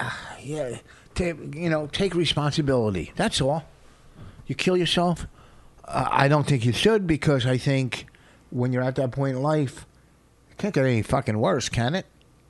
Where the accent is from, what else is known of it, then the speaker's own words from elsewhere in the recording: Canada; quit being Canadian and go, you know what?